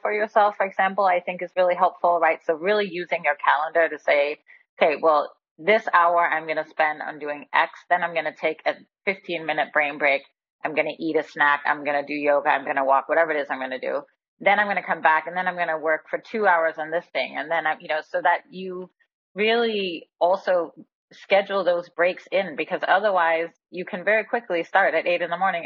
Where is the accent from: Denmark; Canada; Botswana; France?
Denmark; moved away; also born or lived in Bay Area, California, United States; I recently moved back to Copenhagen, Denmark. I'm from Denmark originally. So after 27 years in the Bay Area, I'm back in frosty, wintry Denmark.